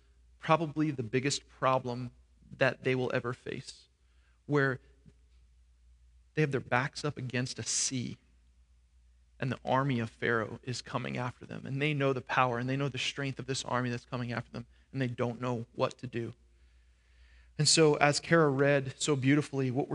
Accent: New York, United States; now in Florida, United States; I grew up in New York

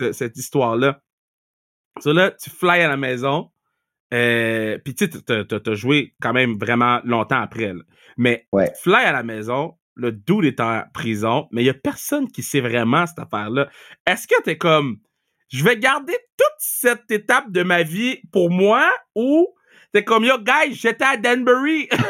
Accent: Montreal, Quebec, Canada; on est de Montréal

